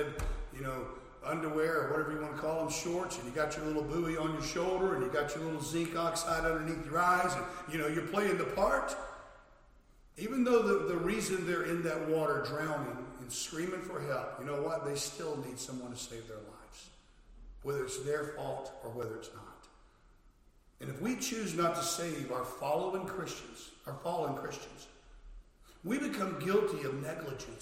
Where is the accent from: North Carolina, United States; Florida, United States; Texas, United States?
Florida, United States; I was a lifeguard when I was a teenager growing up in Florida